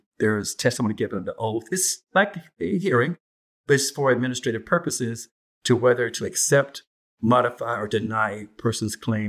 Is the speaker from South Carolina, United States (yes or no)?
yes; South Carolina, United States; moved away as an adult; I was born and raised in South Carolina, and I practiced law there first for about 6 years before I moved up here.